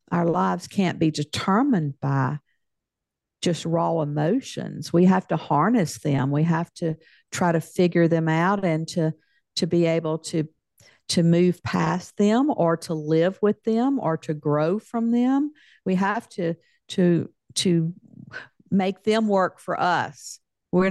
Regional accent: Deep South, United States; I grew up in the South in the United States, in the Deep South.

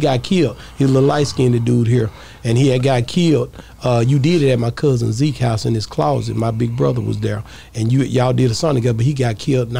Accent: Texas, United States; I was like, yeah, nigga, I'm from Texas.

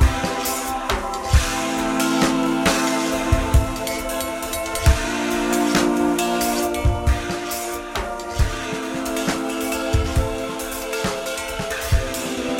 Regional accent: Yemen; now in Washington, D.C., United States; A Durka from Yemen

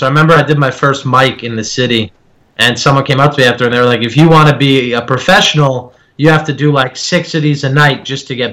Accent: New Jersey, United States; accent: Jersey; when I get really mad, that's when like my Jersey accent kicks

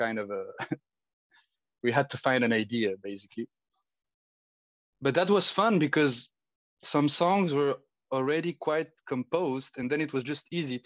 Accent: Bulgaria; now in Geneva, Switzerland; growing up in Bulgaria

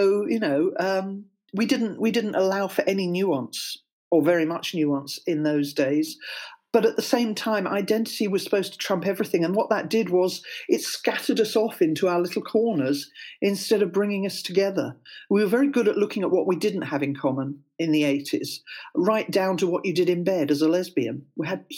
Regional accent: Welsh, Wales, United Kingdom; moved away as an adult; also born or lived in London; now in Cardiff, United Kingdom; I am Welsh

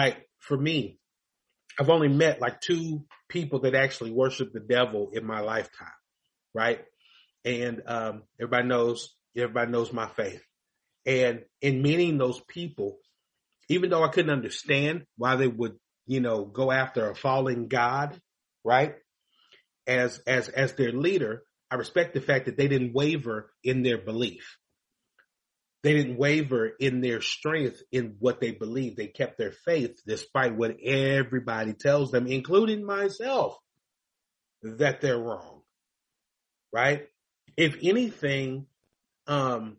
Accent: Louisville, Kentucky, United States; moved away; I grew up in Louisville, Kentucky.

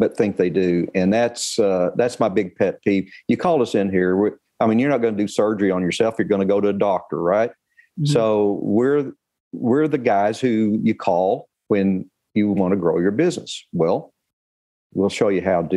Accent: Arlington, Texas, United States; also born or lived in Duncan, Oklahoma; I was born in Duncan, Oklahoma, but I was raised in Arlington

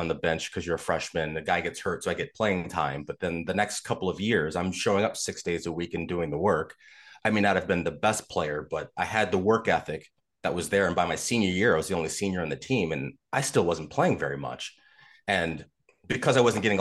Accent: outside of Chicago, Illinois, United States; moved away as an adult; also born or lived in Des Moines, Iowa / South Florida; I grew up outside of Chicago

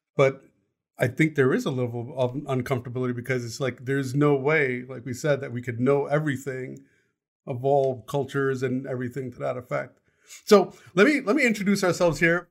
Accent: United States; I was born here. I didn't actually belong in India because I'm American. I grew up in a very diverse community

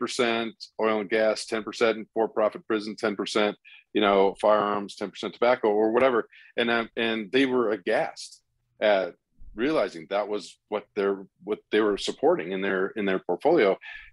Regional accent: India; I grew up in India and we lived all over the place

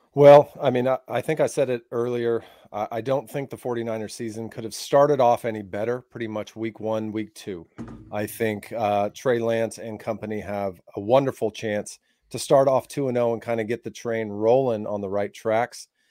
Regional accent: South Lake Tahoe, California, United States; the luxury or the pleasure of growing up in South Lake Tahoe.

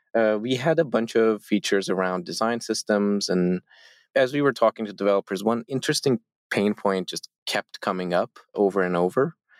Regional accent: Turkey; we, all four founders of Zeppelin, we are all from Turkey.

